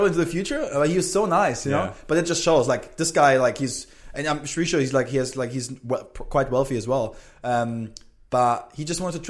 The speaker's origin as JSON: {"language": "English", "town": "Freiburg", "region": "Baden-Württemberg", "country": "Germany", "also_born_or_lived": "Orlando", "moved": "as an adult", "lives_now": "Australia", "said": "I'm from a small city in Germany. I'm from Freiburg, which is from the Black Forest"}